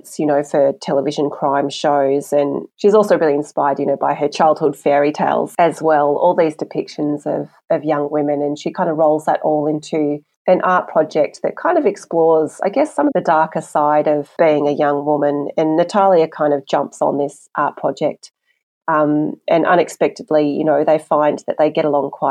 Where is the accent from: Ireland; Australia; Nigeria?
Australia; I'm Chinese Australian. So especially in primary school, you know, I really felt culturally like I didn't fit in anywhere